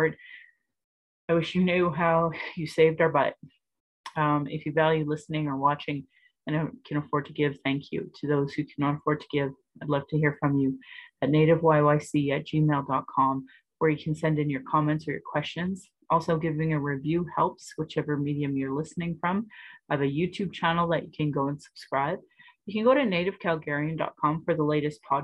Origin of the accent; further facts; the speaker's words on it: Calgary, Alberta, Canada; I was born in Calgary